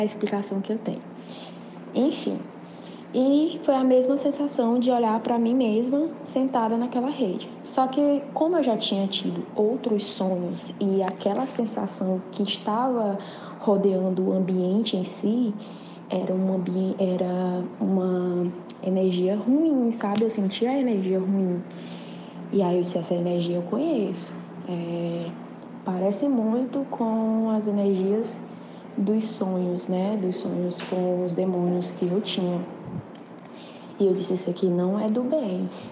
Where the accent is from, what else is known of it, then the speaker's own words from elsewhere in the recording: Teresina, Piauí, Brazil; eu sou de Teresina, Piauí